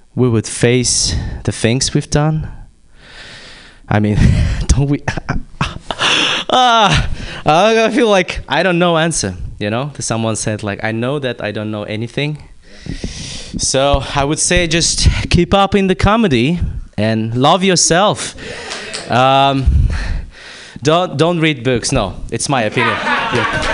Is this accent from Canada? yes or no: no; Kazakhstan; moved away; I'm from Kazakhstan